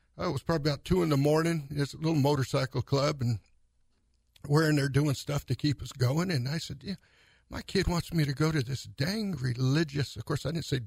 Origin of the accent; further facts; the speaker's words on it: San Jose, California, United States; growing up in East San Jose